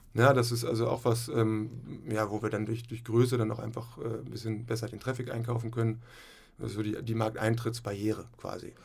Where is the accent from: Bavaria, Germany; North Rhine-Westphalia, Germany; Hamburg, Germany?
Hamburg, Germany; moved away as an adult; also born or lived in Flensburg; ich komme auch aus Hamburg, äh, Hamburg-Rahlstedt, und äh, habe da so ganz normal Abitur gemacht